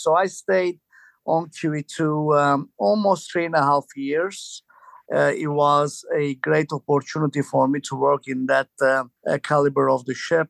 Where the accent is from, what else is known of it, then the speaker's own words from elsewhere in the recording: Istanbul, Turkey; moved away as an adult; I'm originally from Turkey